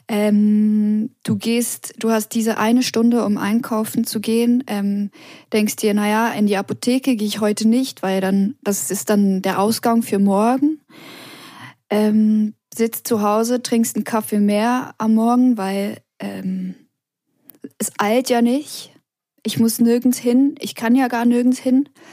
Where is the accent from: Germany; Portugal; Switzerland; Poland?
Switzerland; now in Paris, France; an meiner Heimat, ich vermisse die Natur am meisten